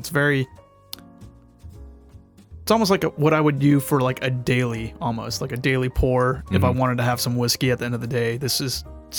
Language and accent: English; Jacksonville, Florida, United States; now in Ohio, United States; But then I grew up in Jacksonville, Florida, moved away, got to keep the hometown team.